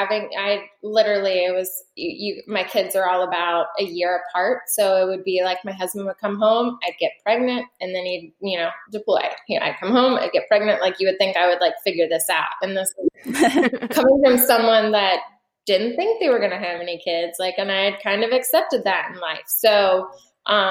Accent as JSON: {"language": "English", "region": "Florida", "country": "United States", "also_born_or_lived": "Quantico, Virginia", "said": "I'm from Florida"}